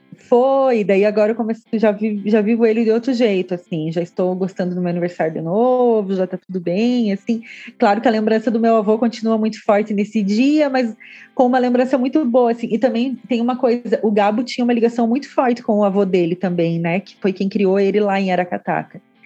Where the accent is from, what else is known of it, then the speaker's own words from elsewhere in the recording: Santa Catarina, Brazil; eu sou do estado da Chapecoense